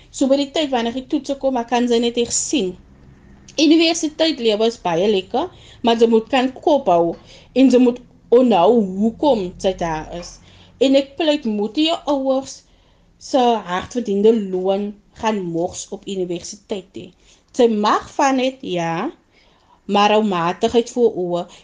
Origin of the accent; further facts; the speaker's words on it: Malmesbury, Western Cape, South Africa; Ek is van Mamesbury